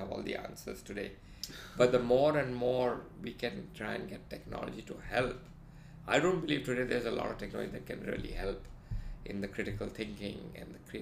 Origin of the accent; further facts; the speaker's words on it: Mumbai, Maharashtra, India; Growing up in Bombay in India